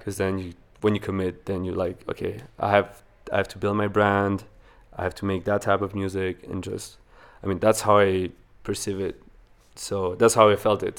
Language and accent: English; Wallonia, Belgium; born or raised there; English is a second language; moved away as an adult; also born or lived in Venezuela; now in Vancouver, Canada